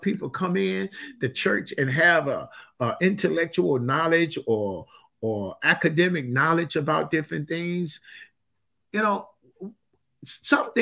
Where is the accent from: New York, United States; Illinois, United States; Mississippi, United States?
Mississippi, United States; I grew up in Mississippi